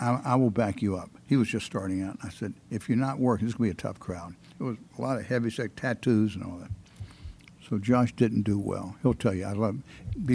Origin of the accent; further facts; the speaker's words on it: Greensboro, North Carolina, United States; now in Atlanta, United States; I'm born there and a native.